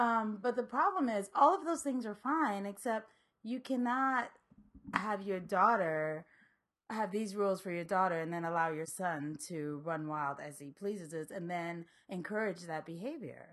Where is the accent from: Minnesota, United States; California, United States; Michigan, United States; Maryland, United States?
Maryland, United States; also born or lived in New York / Liberia; I grew up in Maryland